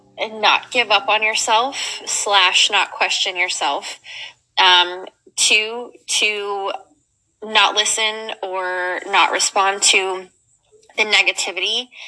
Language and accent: English; Memphis, Tennessee, United States; now in Dallas, United States; Well, I'm in Dallas now, but I'm from Memphis.